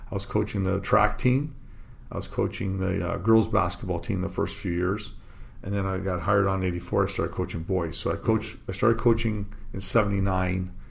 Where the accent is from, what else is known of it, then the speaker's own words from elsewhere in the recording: Windsor, Ontario, Canada; Yeah, I grew up here in Windsor.